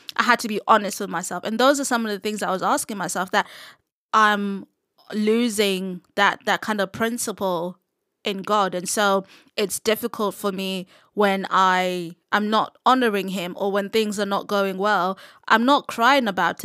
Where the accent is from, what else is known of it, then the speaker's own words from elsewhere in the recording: Zimbabwe; moved away; growing up in Zim, I was surrounded by a lot of S D As